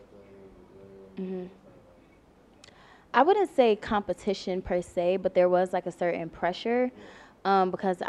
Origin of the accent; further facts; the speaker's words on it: Prince George's County, Maryland, United States; Everyone in my hometown, PG County, kind of knew that I sang because I was singing in school and everything like that.